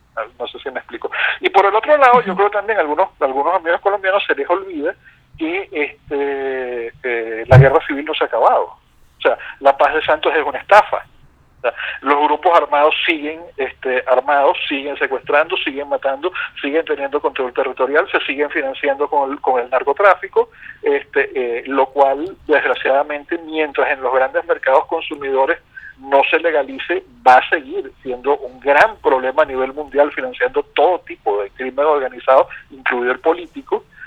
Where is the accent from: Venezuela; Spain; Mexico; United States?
Venezuela; los venezolanos